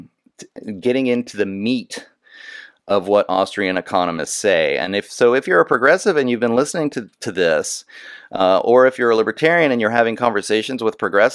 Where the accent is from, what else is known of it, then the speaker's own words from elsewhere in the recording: Texas, United States; I grew up in Texas